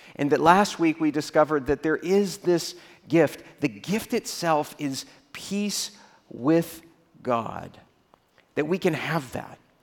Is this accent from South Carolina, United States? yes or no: no; Texas, United States; I grew up in Texas